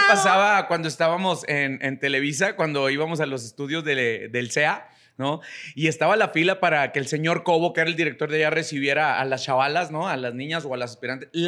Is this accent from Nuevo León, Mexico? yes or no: no; Chihuahua, Mexico; born or raised there; moved away